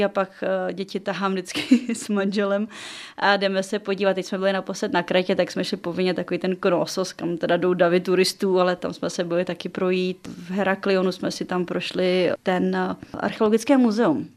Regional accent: South Bohemian Region, Czechia; Já jsem se narodila v Jižních Čechách

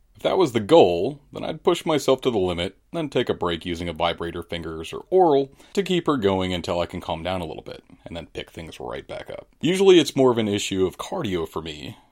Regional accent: St. Louis, Missouri, United States; I'm from Saint Louis, thirty-eight years old

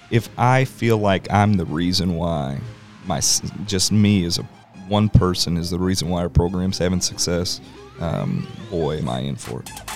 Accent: Overland Park, Kansas, United States; I grew up in Overland Park

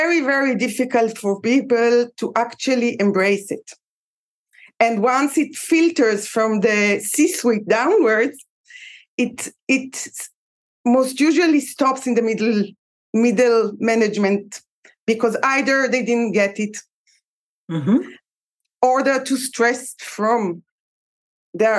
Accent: Israel; I'm from Israel.

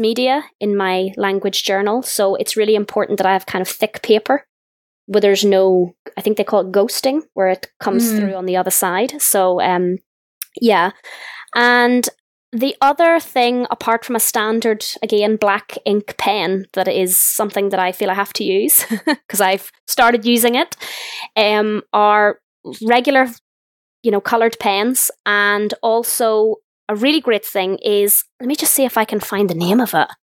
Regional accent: Northern Ireland, United Kingdom; I'm from Northern Ireland

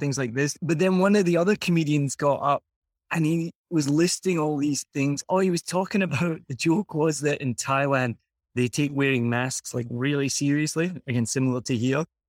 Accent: Scotland, United Kingdom; now in Vietnam; I'm from Scotland

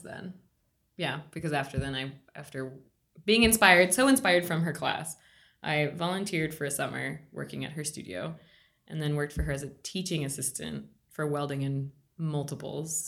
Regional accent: Virginia, United States; also born or lived in Bogota, Colombia; now in Pittsburgh, United States; I grew up in Virginia. I was born in Bogota, Colombia

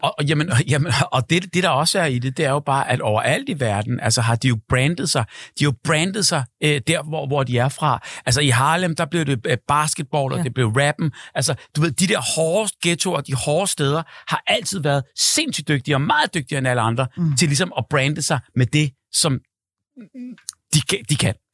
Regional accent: Hellerup, Capital Region of Denmark, Denmark; Jeg er fra Hellerup

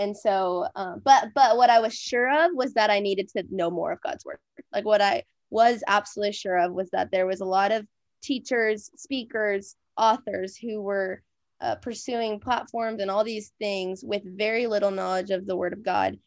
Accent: Minnesota, United States; moved away as an adult; now in Texas, United States; I grew up in Minnesota

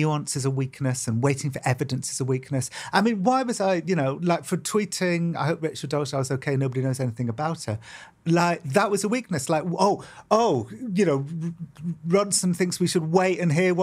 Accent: United Kingdom; growing up in Britain

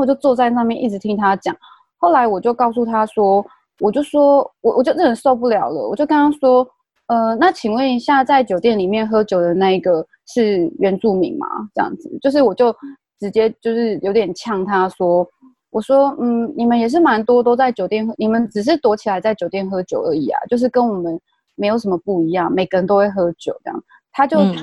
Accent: Taiwan; 因为我是部落长大的

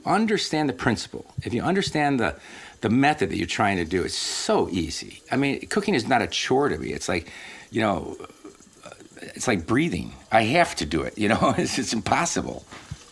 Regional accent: Detroit, Michigan, United States; I'm from Detroit

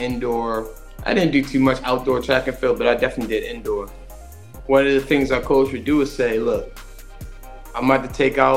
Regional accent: Baltimore, Maryland, United States; moved away; born and raised in Baltimore, Maryland, Baltimore City specifically

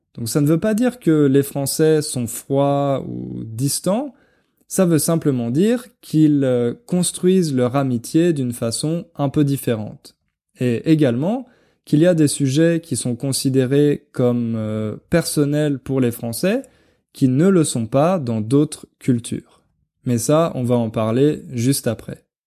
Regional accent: France; en tant que français

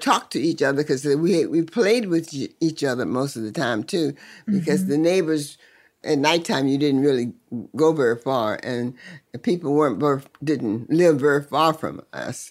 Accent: Sutherland, Virginia, United States; also born or lived in King George, Virginia; I really grew up in Sutherland, Virginia

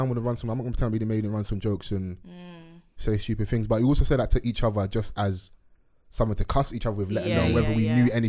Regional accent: London, United Kingdom; I'm from Dulwich

